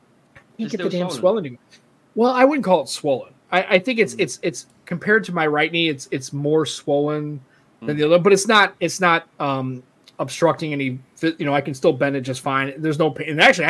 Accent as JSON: {"language": "English", "town": "St. Louis", "region": "Missouri", "country": "United States", "tie": "born or raised there", "said": "St. Louis, the whole."}